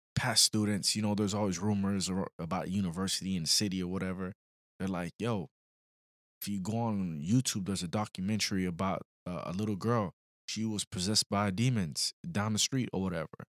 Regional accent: Florida, United States; also born or lived in Illinois; we come from Florida, a little city

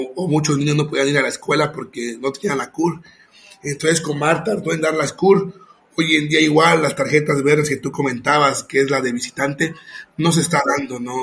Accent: Mexico; Yo soy mexicano, pero yo soy inmigrante en mi país porque estoy viviendo en otro, en otro estado

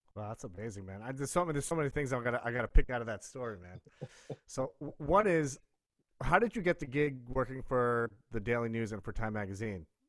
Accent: New York, United States; growing up in New York

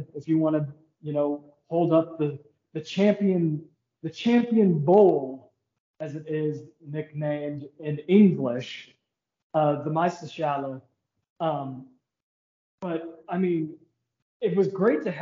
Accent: Kansas City, United States; we're both from the Kansas City area

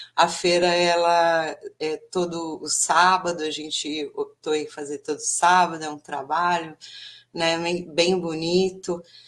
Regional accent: São Paulo, Brazil; moved away as an adult; now in Bertioga, Brazil; eu sou paulistana, da capital de São Paulo

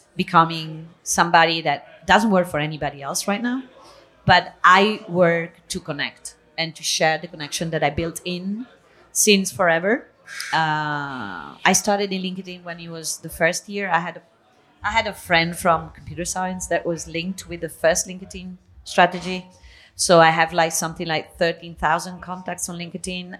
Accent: Italy; moved away as an adult; also born or lived in Spain; now in Catalonia, Spain; I was born in Italy. I was raised in between Italy and Spain. I moved to Spain when I was uh, 18, so I live in Catalonia

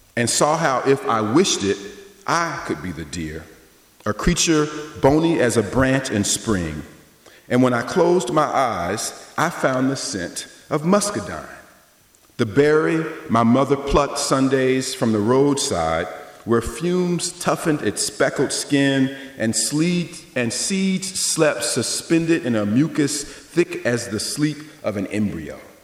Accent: the South, United States; I grew up in the South

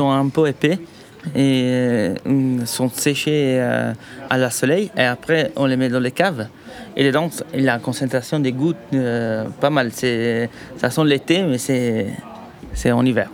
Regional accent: Italy; French is a second language; moved away as an adult; now in Paris, France; notre pays

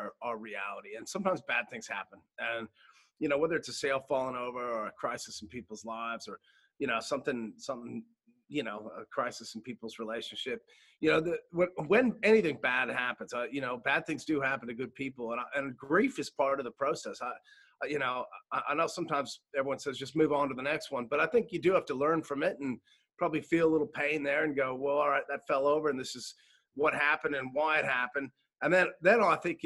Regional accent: United States; now in Australia; being American

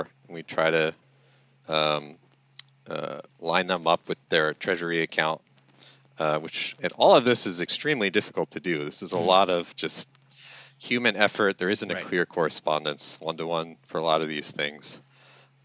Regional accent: New York, United States; moved away as an adult; also born or lived in Washington, D.C.; now in Louisiana, United States; I'm originally from New York

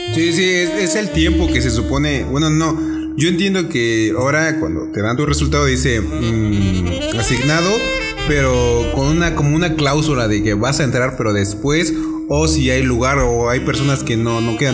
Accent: San Mateo Atenco, State of Mexico, Mexico; yo soy de Toluca, bueno, no de Toluca, soy de San Mateo

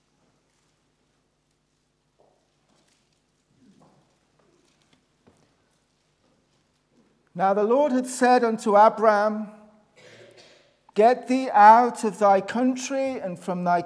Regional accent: Black Country, West Midlands, United Kingdom; You can tell that my accent's not Northern Irish. It's obviously I'm from the Black Country, which is sort of an area in the Midlands

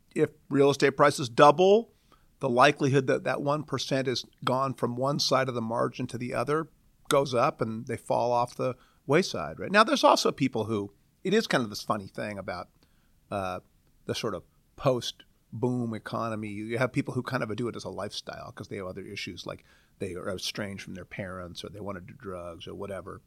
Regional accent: Portland, Oregon, United States; moved away as an adult; now in Seattle, United States; I grew up in Portland, uh, a nominally well-planned city

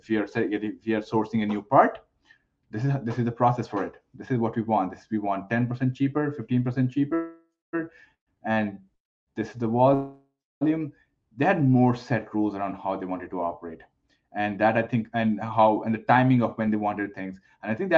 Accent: India; moved away as an adult; now in Canada; I was born and raised in India. I moved to Canada almost, I think, 18 years ago at this point.

